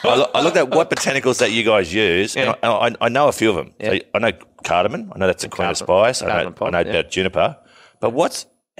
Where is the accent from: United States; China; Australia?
Australia; Oak Flat, New South Wales; I was born in Oak Flat